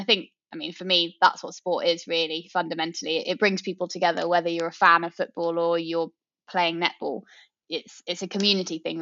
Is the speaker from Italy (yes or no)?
no; Oxfordshire, South East England, United Kingdom; I grew up in Oxfordshire